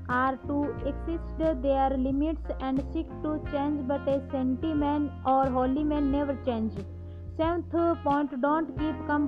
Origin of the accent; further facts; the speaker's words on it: India; I am from India.